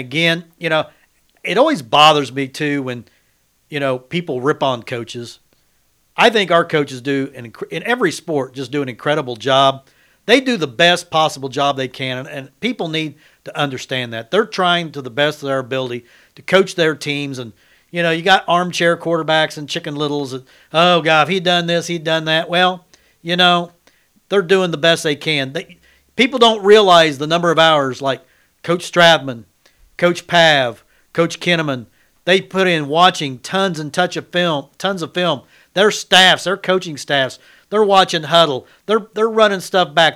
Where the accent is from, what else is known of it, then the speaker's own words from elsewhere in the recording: Independence, Kansas, United States; now in McPherson, United States; when I grew up in Independence